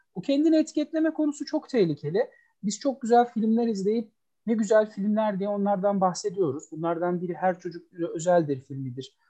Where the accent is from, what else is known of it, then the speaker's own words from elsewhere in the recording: Istanbul, Turkey; moved away as an adult; now in Ankara, Turkey; 1980 İstanbul doğumluyum ben. Ee, üniversiteye kadar İstanbul'da Kadıköy'de çok sevdalı olduğum e, Kadıköy'de büyüdüm.